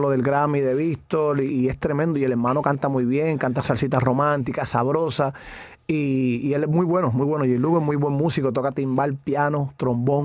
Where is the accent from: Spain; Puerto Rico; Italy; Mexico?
Puerto Rico; Naguabo; yo me crié en Nahuabo, el pueblo Nahuabo, el barrio Duque, con mis abuelos.